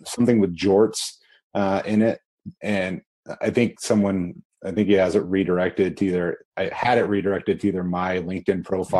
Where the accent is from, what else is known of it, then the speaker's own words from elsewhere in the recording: Kansas, United States; So I grew up in Kansas. I grew up on a farm